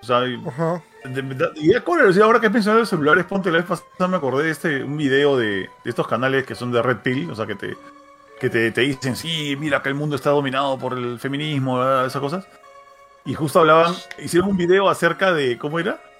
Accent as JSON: {"language": "Spanish", "country": "Peru", "said": "Yo soy peruano, pero soy bravo."}